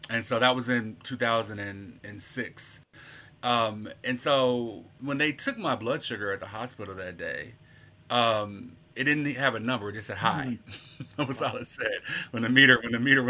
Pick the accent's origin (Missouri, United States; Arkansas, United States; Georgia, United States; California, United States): Arkansas, United States; Little Rock; moved away as an adult; now in Memphis, United States; I'm originally from Little Rock, Arkansas, but I've been a Memphian for 10 years now